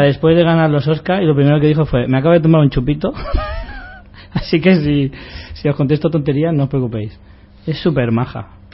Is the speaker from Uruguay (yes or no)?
no; Spain; Nosotros somos, los españoles somos iguales